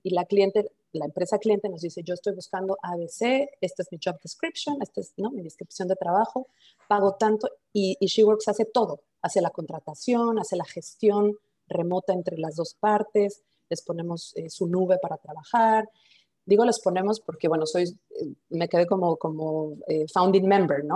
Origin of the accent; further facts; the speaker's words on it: Mexico; moved away as an adult; also born or lived in Mulhouse, France; somos mexicanos, aunque yo, soy la única que está fuera de México